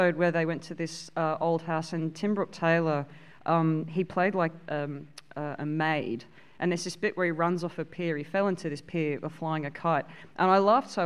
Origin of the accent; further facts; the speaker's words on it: Australia; growing up in Australia, you know, like next to the beach